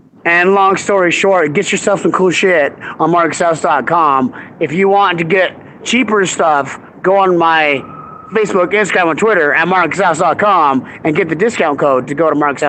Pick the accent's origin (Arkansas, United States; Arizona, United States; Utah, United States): Utah, United States; So I'm from Utah